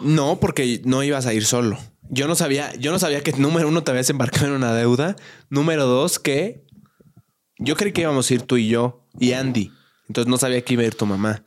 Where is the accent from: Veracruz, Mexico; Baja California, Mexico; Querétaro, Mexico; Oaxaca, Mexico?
Querétaro, Mexico; moved away; en la ciudad de donde yo soy, en Querétaro